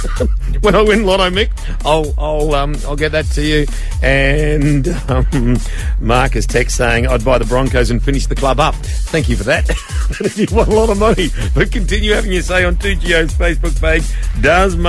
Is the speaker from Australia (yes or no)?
yes; Bundaberg, Queensland, Australia; moved away; my hometown of Bundy